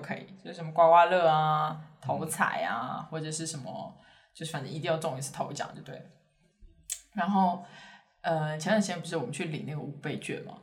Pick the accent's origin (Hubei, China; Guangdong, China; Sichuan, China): Sichuan, China; Chengdu; moved away; 我是成都人